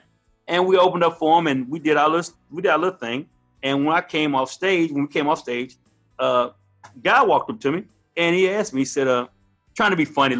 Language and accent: English; Tulsa, Oklahoma, United States; also born or lived in San Francisco, California; I grew up in Tulsa, Oklahoma. I was born in 1967